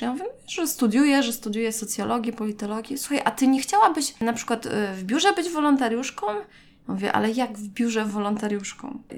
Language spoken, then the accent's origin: Polish; Gdańsk, Pomeranian Voivodeship, Poland; jestem z Gdańska, więc też mieszkałam jeszcze wtedy z rodzicami